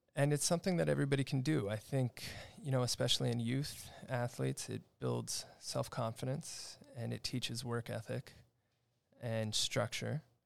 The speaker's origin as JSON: {"language": "English", "town": "Upland", "region": "California", "country": "United States", "tie": "born or raised there", "said": "I grew up here in the Los Angeles area in a town called Upland, uh, just on the outskirts of L A County in the Pomona area"}